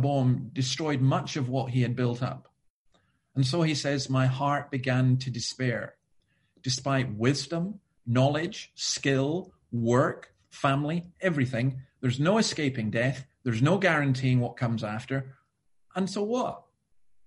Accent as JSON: {"language": "English", "region": "Scotland", "country": "United Kingdom", "said": "I'm Scottish"}